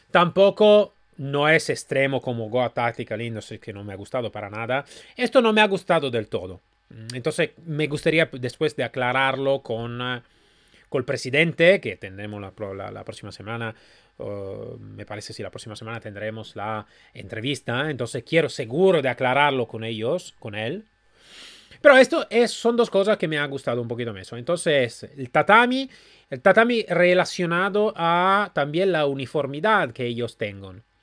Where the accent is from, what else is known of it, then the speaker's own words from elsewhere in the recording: Málaga, Andalusia, Spain; Yo soy de Málaga.